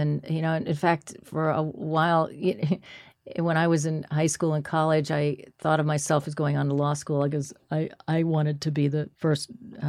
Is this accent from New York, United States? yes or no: yes; Manhattan, New York, United States; And so I was, you know, I was born in Manhattan, and I stayed in Manhattan for quite a long time.